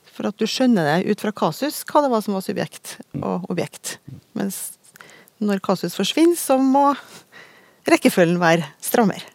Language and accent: Norwegian; Trøndelag, Norway; for at jeg er jo trønder sjøl